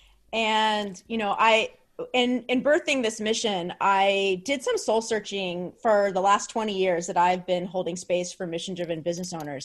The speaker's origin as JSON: {"language": "English", "region": "New Jersey", "country": "United States", "said": "I'm from Jersey"}